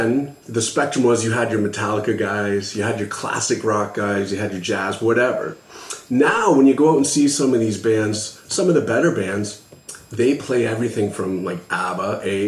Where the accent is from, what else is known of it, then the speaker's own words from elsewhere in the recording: London, Ontario, Canada; now in Ottawa, Canada; Yeah, so I'm newer to the Ottawa area. I'm actually from London, Ontario, like St. Thomas, that area.